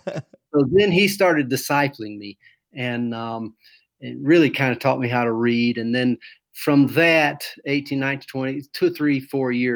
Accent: Brevard, North Carolina, United States; moved away as an adult; also born or lived in Alaska / Georgia; now in Mongolia; I'm from North Carolina, Brevard, North Carolina. That's outside of Asheville. I'm just a basic country boy. My dad was in the Air Force, and we traveled around in my young life, lived in Alaska for a few years, in South Carolina, Georgia, and then we settled in North Carolina. I was probably in the second or third grade where my grandparents were. So that's where I grew up

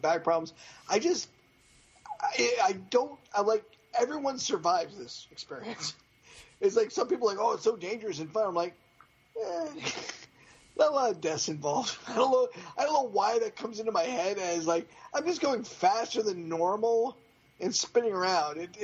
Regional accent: near Riverside Park, Massachusetts, United States; we grew up near Riverside Park, home of one of the oldest wooden roller coasters that was still in service.

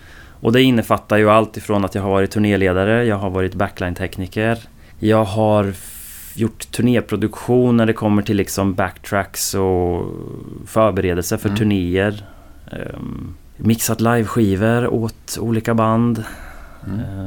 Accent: Åtvidaberg, Östergötland, Sweden; also born or lived in Linköping; hos mig nere i Åtvidaberg där jag kommer ifrån

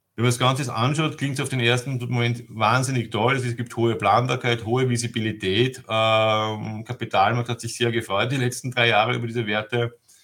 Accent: Vienna, Austria; moved away as an adult; now in Germany; Ich bin gebürtiger Wiener und lebe seit zehn Jahren in Deutschland

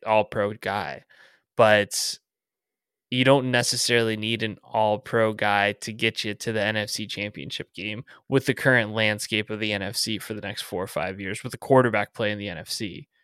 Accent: Southern California, United States; growing up in Southern California

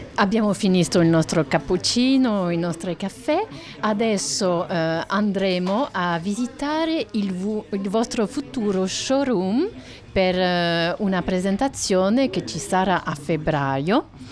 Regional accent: France; Italian is a second language; sono francese

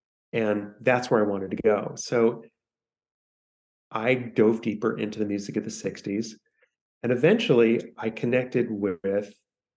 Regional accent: Washington, District of Columbia, United States; I grew up in Washington, D.C., which was then a majority Black city

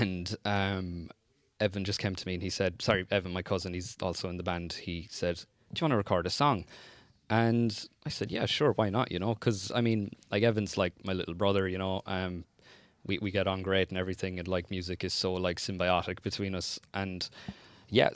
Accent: Ennis, Munster, Ireland; also born or lived in Tulla / East Clare; I was born in Ennis, like, I'm from Ennis

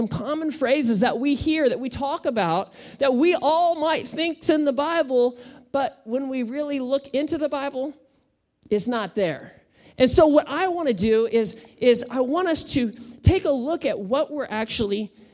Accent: United States

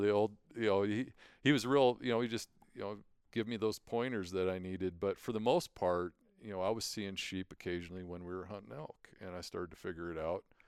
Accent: Billings, Montana, United States; also born or lived in Great Falls, Montana / Lewistown, Montana; I was born in Great Falls, and we lived in Lewistown for a while. And so, you know, growing up in Billings, going to high school here

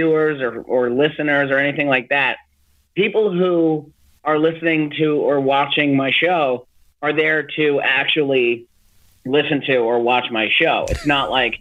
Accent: Long Island, New York, United States; moved away as an adult; I grew up on Long Island

